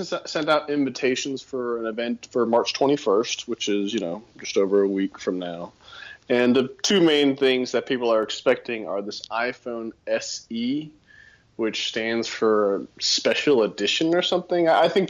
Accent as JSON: {"language": "English", "town": "Austin", "region": "Texas", "country": "United States", "moved": "yes", "lives_now": "Denver, United States", "said": "because I'm from Texas"}